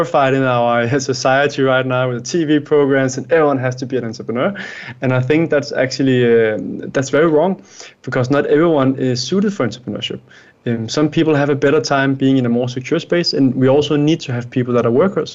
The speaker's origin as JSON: {"language": "English", "country": "Denmark", "said": "I am from Denmark, Scandinavia"}